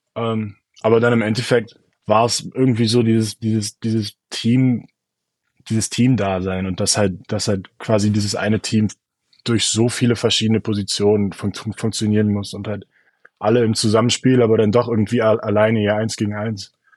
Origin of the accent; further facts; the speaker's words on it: Berlin, Germany; moved away as an adult; komme aus Berlin